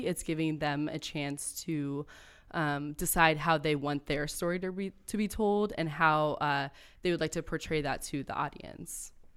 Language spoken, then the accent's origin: English; Akron, Ohio, United States; also born or lived in northwestern Pennsylvania; I grew up in Akron